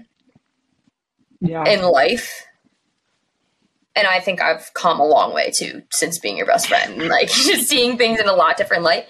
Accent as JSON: {"language": "English", "town": "Burlington", "country": "United States", "tie": "born or raised there", "said": "growing up in Burlington was the best thing ever for so many reasons"}